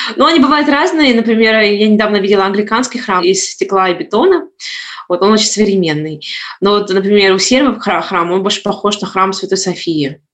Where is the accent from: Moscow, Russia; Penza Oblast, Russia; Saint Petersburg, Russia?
Saint Petersburg, Russia; moved away as an adult; now in Gold Coast, Australia; Сама родом я из Петербурга, а, я коренная петербурженка